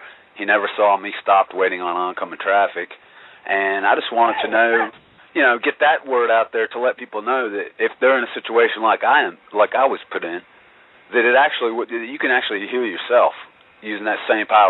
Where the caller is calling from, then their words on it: Virginia, United States; I'm calling from Virginia